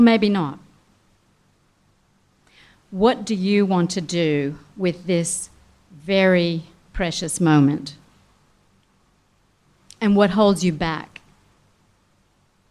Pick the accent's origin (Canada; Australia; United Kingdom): Australia; we as Australians, as an Australian community